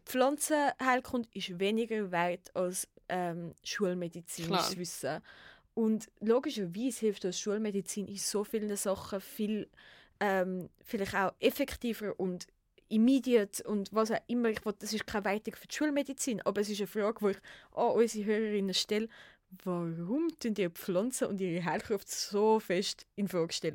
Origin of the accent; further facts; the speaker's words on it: Switzerland; bei uns in der Schweiz